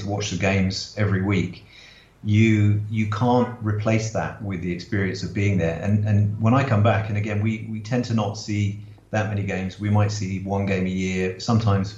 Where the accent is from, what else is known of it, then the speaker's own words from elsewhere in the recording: Swindon, South West England, United Kingdom; now in Singapore; And I was born in Swindon